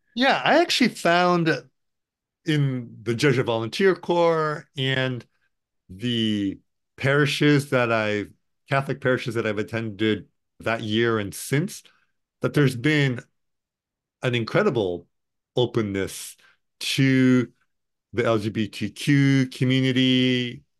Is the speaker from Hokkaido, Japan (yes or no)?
no; Tokyo, Japan; now in Portland, United States; I was born and raised in Tokyo, Japan.